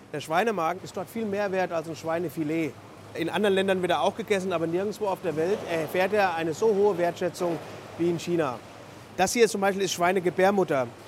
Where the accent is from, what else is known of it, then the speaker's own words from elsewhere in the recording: Germany; Bei uns in Deutschland, wir haben eine sehr hm, besondere Art zu essen.